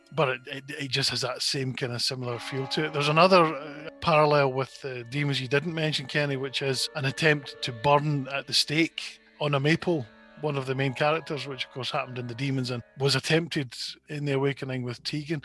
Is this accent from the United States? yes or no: no; Scotland, United Kingdom; I'm Scottish